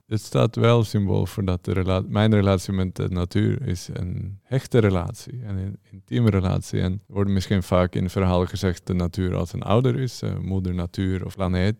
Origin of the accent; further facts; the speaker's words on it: Norway; moved away as an adult; now in Amsterdam, Netherlands; ik uit Noorwegen kom